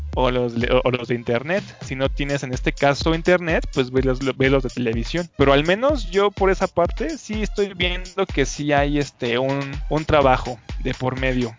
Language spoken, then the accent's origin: Spanish; Mexico; a mí como mexicano